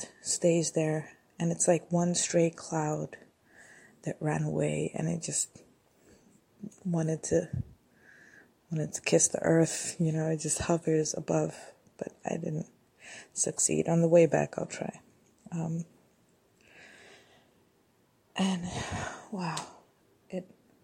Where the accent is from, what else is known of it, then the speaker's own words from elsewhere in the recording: Addis Ababa, Ethiopia; I grew up walking around Addis by myself.